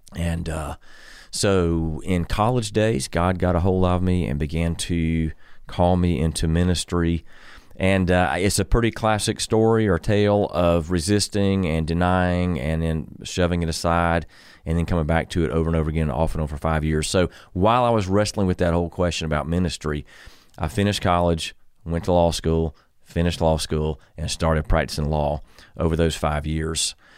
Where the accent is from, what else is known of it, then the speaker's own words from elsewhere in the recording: Columbia, South Carolina, United States; moved away as an adult; born and raised in Columbia